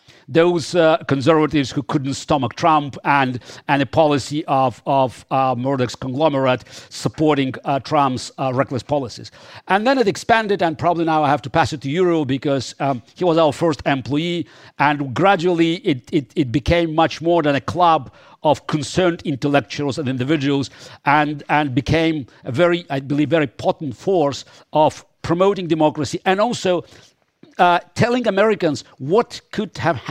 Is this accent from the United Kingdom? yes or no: no; Russia; English is a second language; I was born and raised in the Soviet Union, in a totalitarian state, and I saw